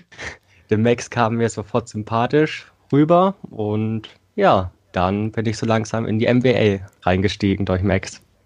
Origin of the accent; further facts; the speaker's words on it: Thuringia, Germany; Ich komme aus Thüringen, bin 16 Jahre alt